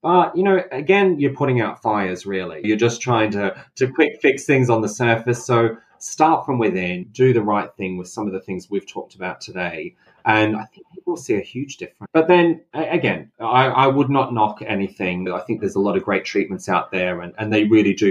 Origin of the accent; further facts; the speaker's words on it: Australia; I grew up in Australia